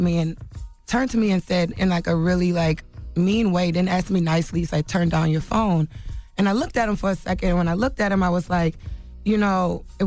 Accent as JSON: {"language": "English", "town": "New Orleans", "region": "Louisiana", "country": "United States", "moved": "yes", "said": "I'm from, you know, I'm from New Orleans, been here 10 years. I don't have family here, you know."}